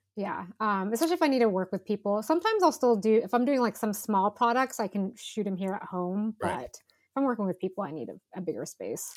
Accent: Northern California, United States; I grew up in Northern California

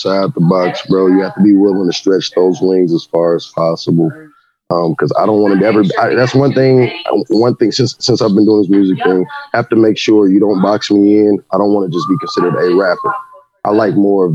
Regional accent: Champaign, Illinois, United States; I was from the town. It's my hometown

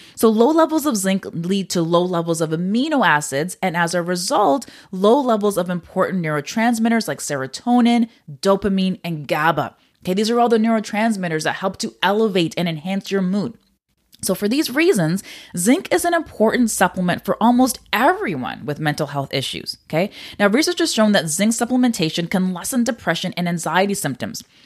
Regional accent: Canada; I'm Canadian

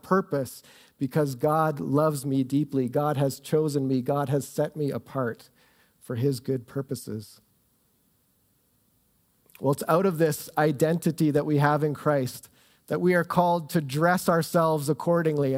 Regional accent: Southern Ontario, Canada; moved away as an adult; also born or lived in Ottawa; now in Calgary, Canada; I grew up in Southern Ontario

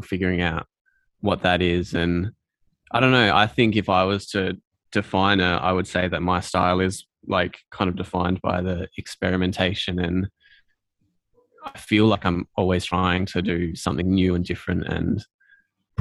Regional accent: Adelaide, South Australia, Australia; I'm from Adelaide, kind of born and raised and grew up here.

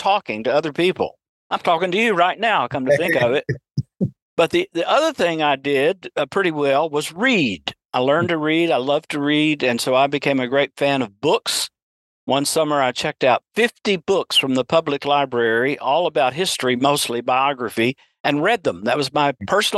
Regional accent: Chattanooga, Tennessee, United States; moved away as an adult; I was born in Chattanooga, Tennessee in 1950. I grew up in a dysfunctional family

